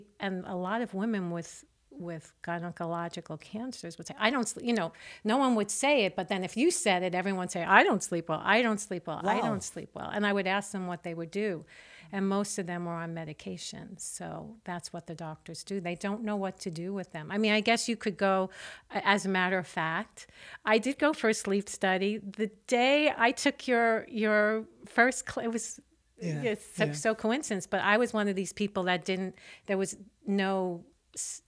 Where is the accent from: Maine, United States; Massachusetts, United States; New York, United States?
New York, United States; I'm a New Yorker